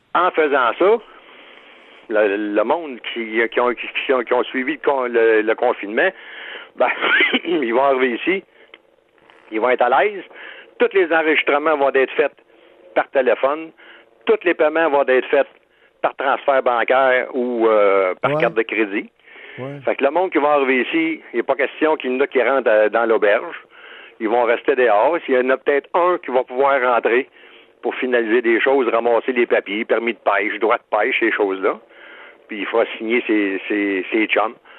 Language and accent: French; Shawinigan, Quebec, Canada; je viens de Shawinigan-Sud